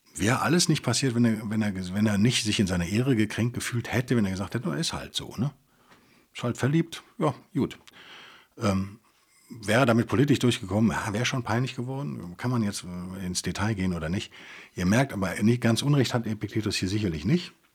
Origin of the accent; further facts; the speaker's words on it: Germany; als Deutsche